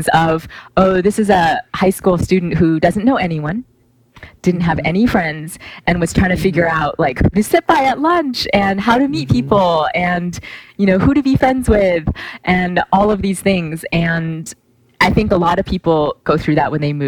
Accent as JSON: {"language": "English", "town": "Austin", "region": "Texas", "country": "United States", "tie": "born or raised there", "also_born_or_lived": "New York City", "said": "I did not grow up in Austin my entire life, but I came here for high school."}